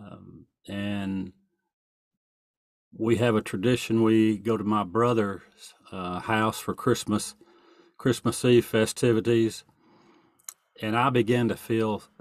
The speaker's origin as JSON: {"language": "English", "region": "East Texas", "country": "United States", "said": "I'm from East Texas."}